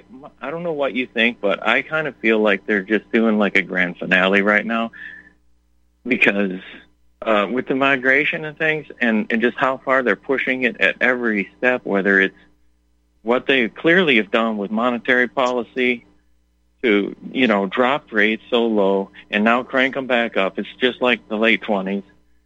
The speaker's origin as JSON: {"language": "English", "town": "Detroit", "region": "Michigan", "country": "United States", "said": "because I come from Detroit? I say, I'm from the future."}